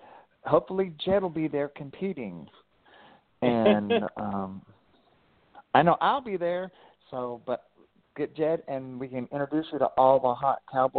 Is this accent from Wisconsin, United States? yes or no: no; Ohio, United States; and I grew up in Ohio.